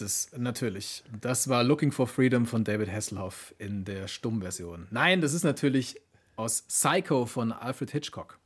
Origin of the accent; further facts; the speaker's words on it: Germany; Bei uns in Deutschland